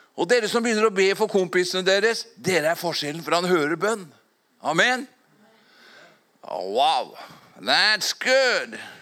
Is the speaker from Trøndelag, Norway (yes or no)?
no; Fåberg, Innlandet, Norway; for 57 år tilbake når jeg vokste opp på Fåberg